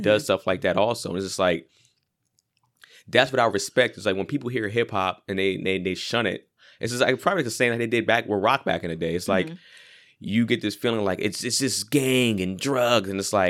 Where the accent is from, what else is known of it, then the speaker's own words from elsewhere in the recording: Los Angeles, California, United States; And I'm not from Compton either, even though I'm from LA. Mm-hmm. I'm from mostly like the Valley.